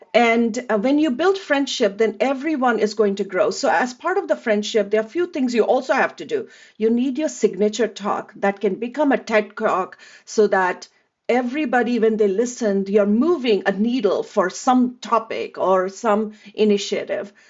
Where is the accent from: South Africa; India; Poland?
India; moved away as an adult; now in United States; I grew up in India